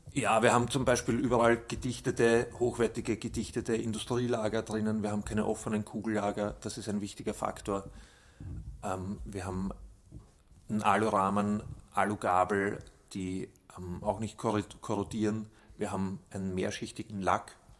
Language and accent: German; Austria; bei uns in Österreich